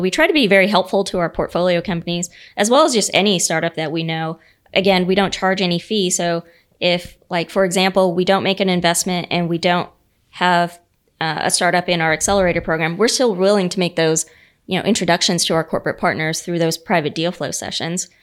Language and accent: English; United States; my dad owned a you know a small business growing up in the Panhandle.